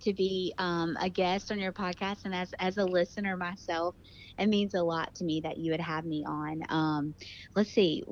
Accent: Greenville, North Carolina, United States; I'm from Greenville, North Carolina, so I'm about an hour and 10 minutes from the beach

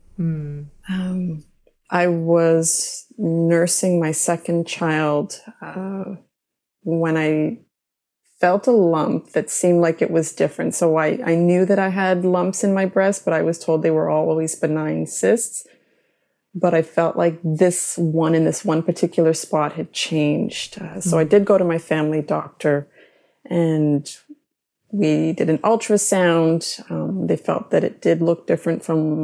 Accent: Mississauga, Ontario, Canada; growing up in Mississauga.

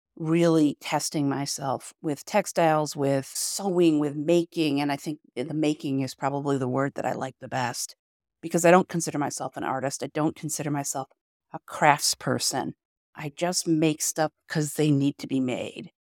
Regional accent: Rochester, New York, United States; I'm from Rochester, New York

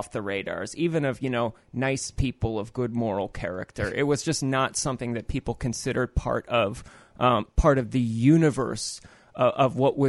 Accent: Naperville, Illinois, United States; where I grew up was like an evangelical Christian suburb called Naperville, Illinois.

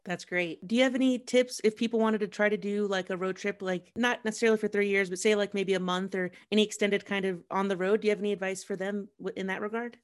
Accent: Columbus, Ohio, United States; also born or lived in Manhattan, New York; Columbus, my hometown

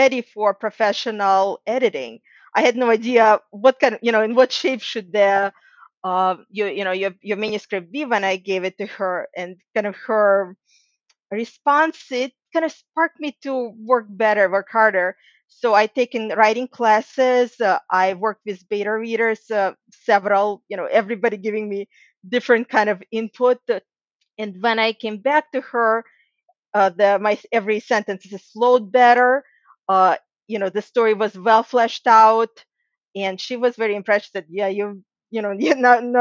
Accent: Ukraine; moved away; And I'm actually from Ukraine myself originally

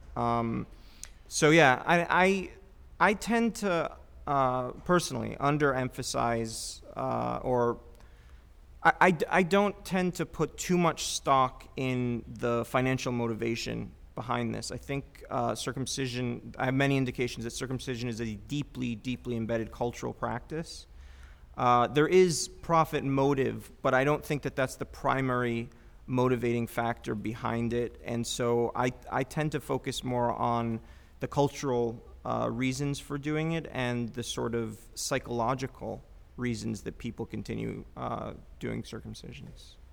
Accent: United States; I'm an American Jew

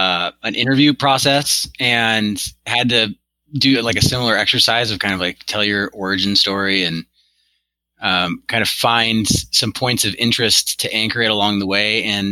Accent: Seattle, Washington, United States; Born and raised in Seattle, still here

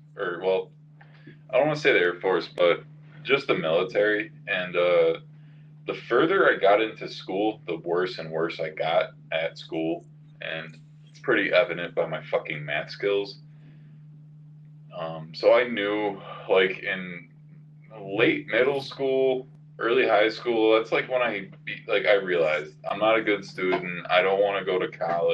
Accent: Fredonia, New York, United States; growing up in Fredonia was already hard enough

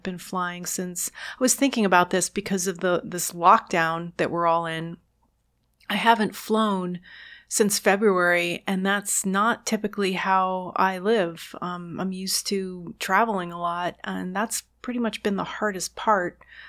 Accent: Queens, New York, United States; born there; Well, I was born in Queens.

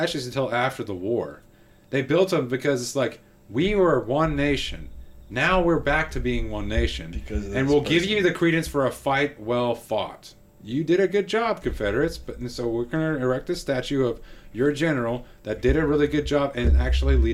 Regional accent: Texas, United States; I'm from Texas

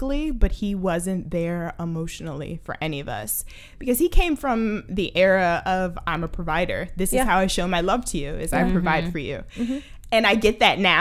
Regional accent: Baltimore, Maryland, United States; I'm from Baltimore, Maryland

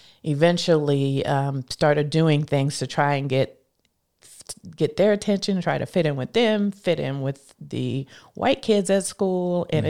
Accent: Scranton, Pennsylvania, United States; now in Washington, D.C., United States; I am a girl from Scranton, Pennsylvania, who grew up there, raised, born and raised, and then moved here to the D.C. area to go to college at Howard University at first.

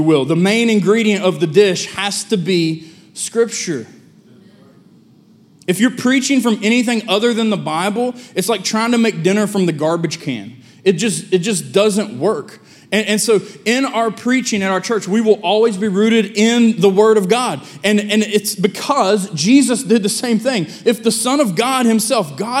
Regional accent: United States; I'm from Lincoln County

